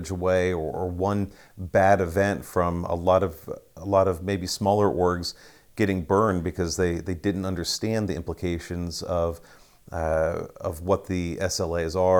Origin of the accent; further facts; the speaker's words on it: Ohio, United States; In Ohio